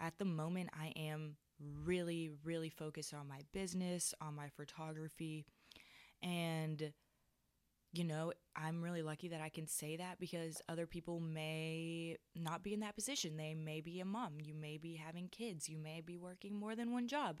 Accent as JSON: {"language": "English", "country": "Switzerland", "moved": "yes", "lives_now": "United States", "said": "I'm from Switzerland, and I am considered an international student"}